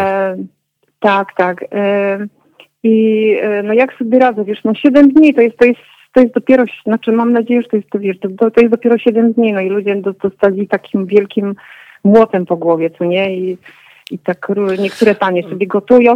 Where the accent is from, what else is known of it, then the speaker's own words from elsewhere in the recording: Warsaw, Masovian Voivodeship, Poland; now in Kraków, Poland; moje dzieciństwo z Warszawy z lat komunistycznych